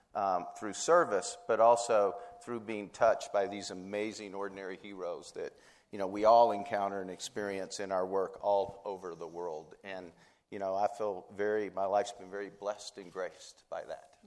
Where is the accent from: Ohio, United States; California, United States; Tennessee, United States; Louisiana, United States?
Tennessee, United States; I was from Tennessee